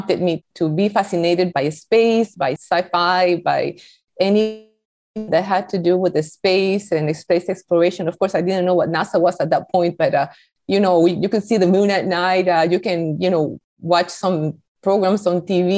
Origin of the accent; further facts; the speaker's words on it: Costa Rica; English is a second language; moved away as an adult; now in United States; I was born in Costa Rica